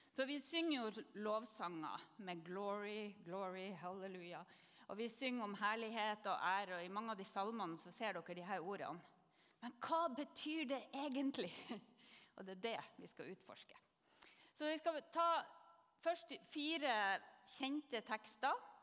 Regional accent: Northern Norway, Norway; jeg kommer til å si kavod som nordlending

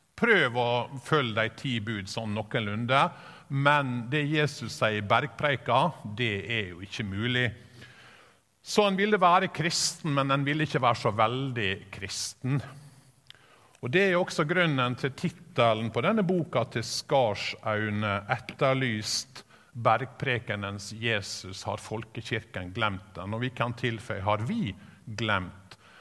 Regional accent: Sykkylven, Møre og Romsdal, Norway; Når jeg vokste opp på bedehuset i Sykkylven

